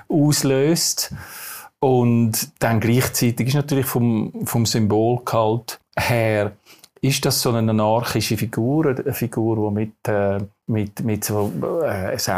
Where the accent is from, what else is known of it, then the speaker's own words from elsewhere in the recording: Switzerland; accent: Swiss German; first language Swiss German; ich bin in der Schweiz aufgewachsen und, und ich glaube, dass, wenn man dort, wo man in die Schule geht, dort, wo man aufwächst, ich meine, ich rede Schweizerdeutsch, das lässt sich nicht so leicht äh, einem austreiben.